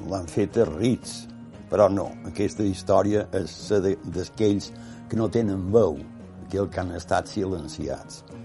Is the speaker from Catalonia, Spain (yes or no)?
no; Porreres, Balearic Islands, Spain; born there; also born or lived in Palma / Barcelona / Manacor; vaig néixer a Porreres, a Mallorca, evidentment, 1931. Des de Porreres vaig anar a Barcelona, primer vaig passar per Palma